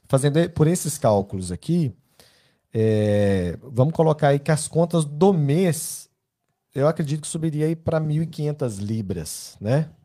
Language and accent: Portuguese; Belo Horizonte, Minas Gerais, Brazil; Uh, eu também sou de BH, viu?